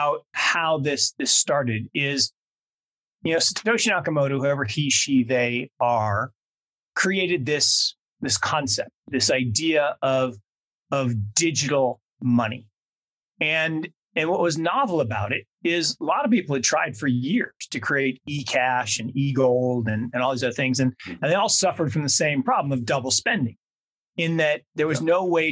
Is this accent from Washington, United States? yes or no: yes; Seattle, Washington, United States; When I was growing up in Seattle down the road from you in the 70s